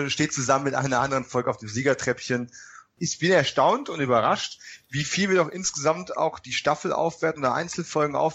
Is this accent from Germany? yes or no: yes; Bavaria, Germany; Ihr wisst ja, ich komme aus Bayern, ne?